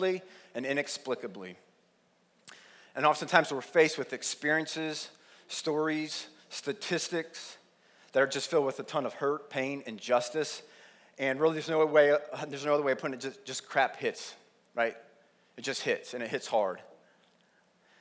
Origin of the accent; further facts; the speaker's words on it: Plain City, Ohio, United States; I grew up in Plain City, went to Jonathan Alder School District